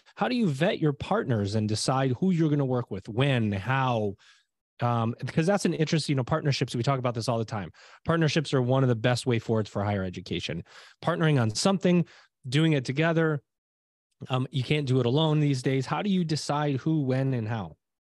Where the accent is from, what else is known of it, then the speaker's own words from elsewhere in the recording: Liverpool, New York, United States; moved away; also born or lived in Syracuse, New York; I am originally from Syracuse, New York. It is where I was born, in Saint Joe's, in, it's in Syracuse, New York. It's where I grew up, in a little, a city called Liverpool, New York.